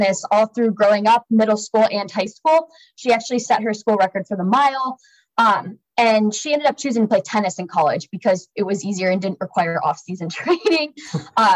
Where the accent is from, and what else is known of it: Dayton, Ohio, United States; born or raised there